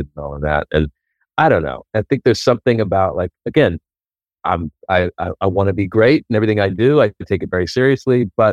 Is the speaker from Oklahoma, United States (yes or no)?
yes; Oklahoma, United States; moved away as an adult; now in Los Angeles, United States; I moved out here from Oklahoma in 2000. 1993